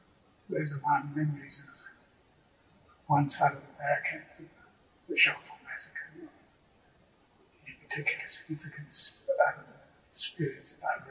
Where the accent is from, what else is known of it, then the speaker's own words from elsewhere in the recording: England, United Kingdom; born there; And I was born in England, and I was strong South African connections.